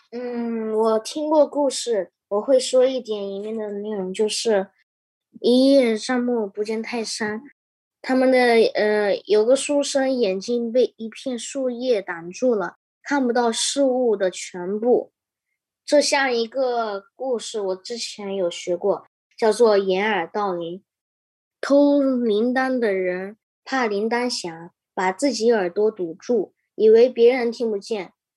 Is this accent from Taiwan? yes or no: no; Fujian, China; now in Toronto, Canada; 我来自中国福建游览村